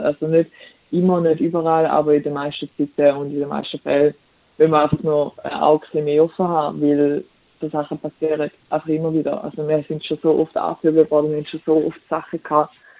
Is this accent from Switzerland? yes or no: yes; Switzerland; ich bin weiß und ich bin Schweizerin